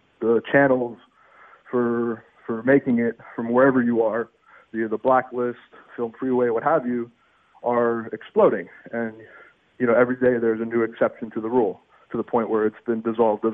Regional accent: Miami, Florida, United States; also born or lived in Gainesville, Florida / Orange County, California / Los Angeles, California; I was born in Miami and raised in Miami

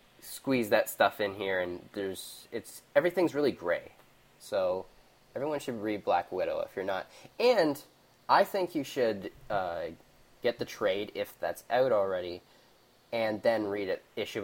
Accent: Canada; Being Canadian

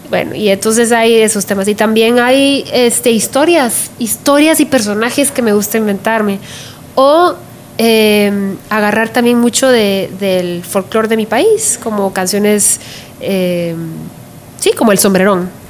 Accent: Guatemala; now in United States; que hablan de mi experiencia, de cómo vine yo desde Guatemala, aquí, a Estados Unidos y todo lo que estoy viendo alrededor mío.

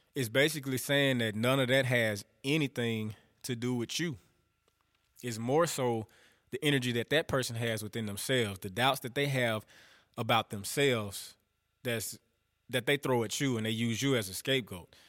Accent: northern Louisiana, United States; I'm from the South. I'm from Louisiana. I'm from up north, though.

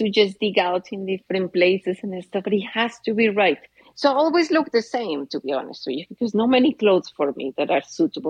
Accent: Colombia; born there; English is a second language; moved away; Yes, I was born in Colombia

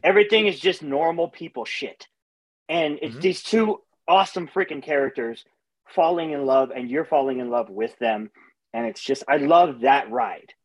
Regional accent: Los Angeles, California, United States; I'm from Los Angeles

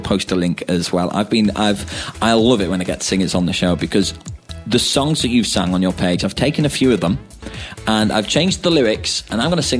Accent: United Kingdom; accent: northern; Yeah, that sounded very northern, like my accent.

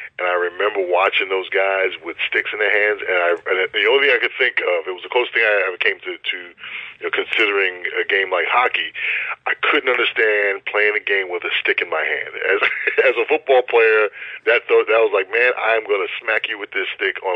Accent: Long Island, New York, United States; I grew up on Long Island, where I live now, and here in New York

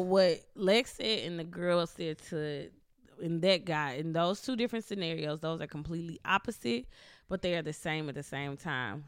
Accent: Mississippi, United States; I'm from Mississippi, so being from Mississippi and growing up r, with my grandparents

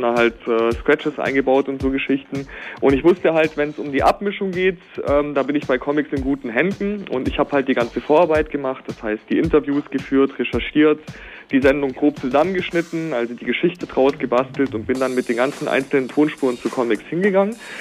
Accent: near Stuttgart, Baden-Württemberg, Germany; moved away; also born or lived in East Germany; ich bin ja selber eigentlich gebürtig aus dem Westen. Ich bin ja so zugezogen. Ne? Ähm, selbst da hatten, aus der Nähe von Stuttgart

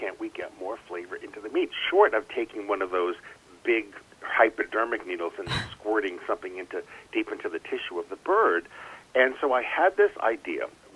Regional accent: New England, United States; I'm from New England

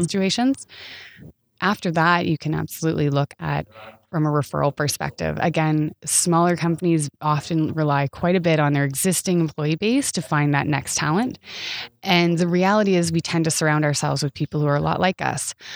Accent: Canada; as a Canadian

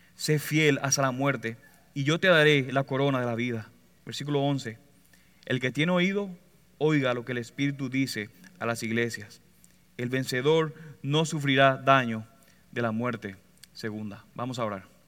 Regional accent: Puerto Rico; Como buen puertorriqueño

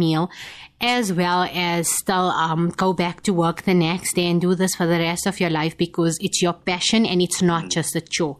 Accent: India; we as Indian people

